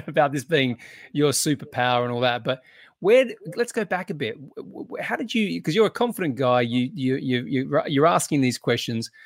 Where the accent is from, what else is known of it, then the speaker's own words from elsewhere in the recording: Australia; being Australian